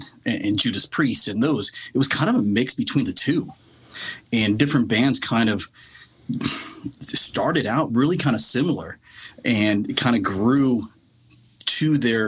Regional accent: Anaheim, California, United States; I grew up in the Anaheim area of California

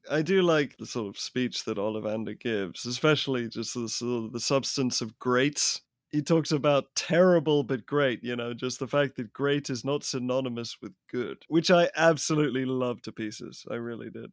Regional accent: England, United Kingdom; I I grew up in England

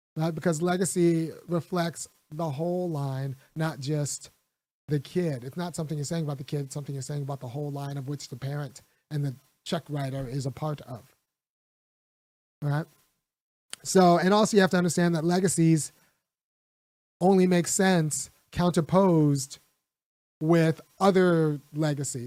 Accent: California, United States; I grew up in California

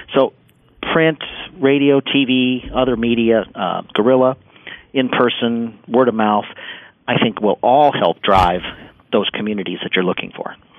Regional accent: Washington, District of Columbia, United States; I grew up here in Washington in the 70s

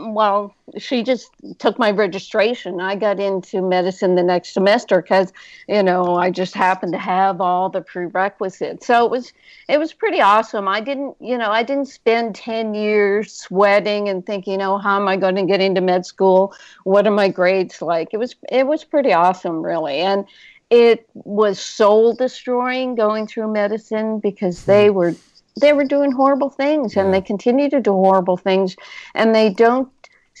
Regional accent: Canada; now in United States; I'm from Canada

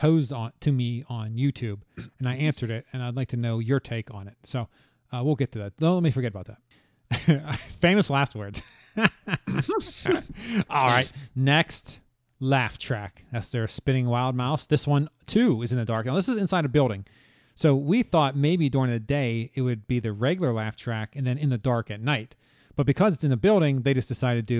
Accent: Pennsylvania, United States; moved away; We are natives of Pennsylvania

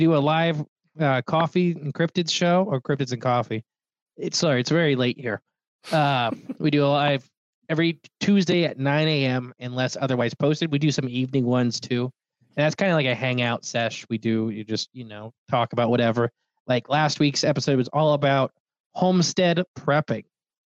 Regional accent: Northwest Ohio, United States; I'm from Northwest Ohio. We ain't city people. I've killed a lot of raccoon in my life, fur trapping and stuff like that.

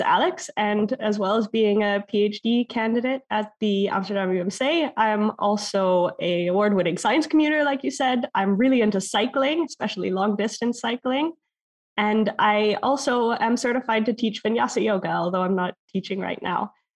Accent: Canada; moved away; as a Canadian.

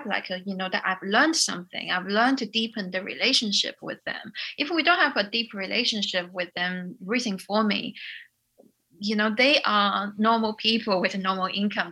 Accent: China; moved away as an adult; also born or lived in United Kingdom; I came from China

